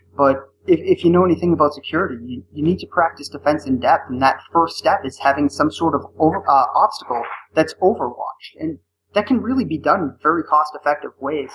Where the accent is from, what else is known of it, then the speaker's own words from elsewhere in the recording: Northeast, United States; now in Arizona, United States; I'm originally from the Northeast and now I live in Arizona